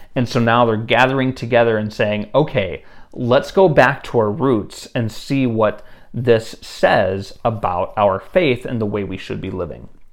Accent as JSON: {"language": "English", "country": "United States", "tie": "born or raised there", "said": "as an American who has been raised in a very individualistic society"}